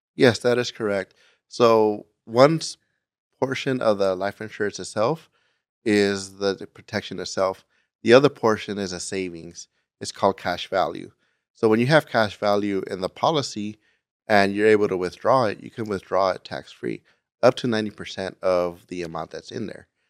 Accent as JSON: {"language": "English", "town": "Gardena", "region": "California", "country": "United States", "tie": "born or raised there", "moved": "as an adult", "said": "I am from Gardena, California, uh, which is in Los Angeles County, and I lived there until I joined the military right after high school"}